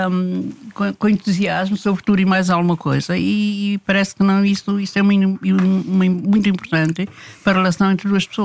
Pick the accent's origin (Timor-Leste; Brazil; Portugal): Timor-Leste; born there; Sou luso-timorense.